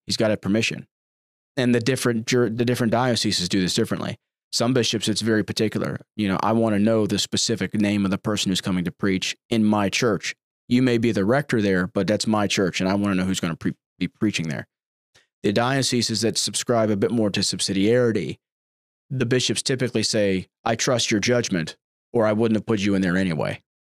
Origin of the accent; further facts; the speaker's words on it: United States; I'm an American. I'm about as American as you can get